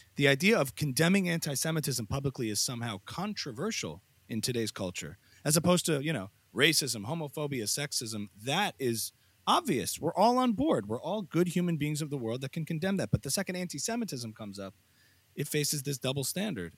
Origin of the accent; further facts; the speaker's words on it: United States; as an American